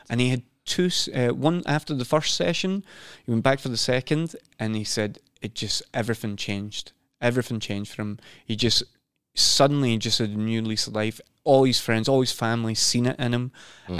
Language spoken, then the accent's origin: English; Scotland, United Kingdom; also born or lived in London / Sweden / Norway; now in Oslo, Norway; I'm from Scotland as well